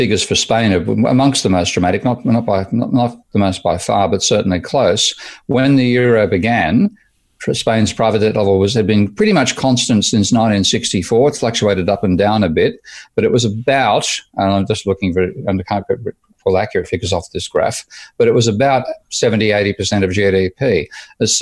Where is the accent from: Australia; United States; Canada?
Australia; moved away as an adult; I'm an Australian. Johnny come lately in terms of arriving in the European Union in 2014.